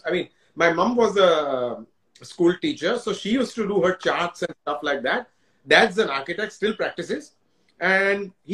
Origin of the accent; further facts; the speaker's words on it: Mumbai, Maharashtra, India; I grew up in the Parsi colony